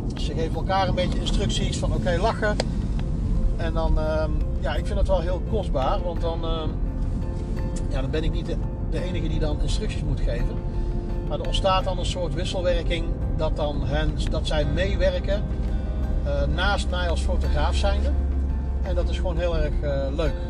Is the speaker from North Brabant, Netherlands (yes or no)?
yes; North Brabant, Netherlands; also born or lived in Bennekom; ik ben een Brabander